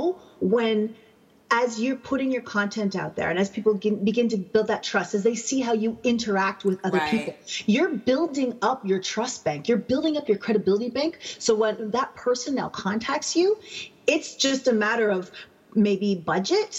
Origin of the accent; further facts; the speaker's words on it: Canada; I'm Canadian